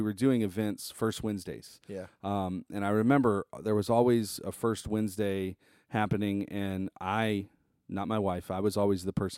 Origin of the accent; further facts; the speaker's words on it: Terrytown, Louisiana, United States; I grew up in Tarrytown, which is just on the other side of the bridge.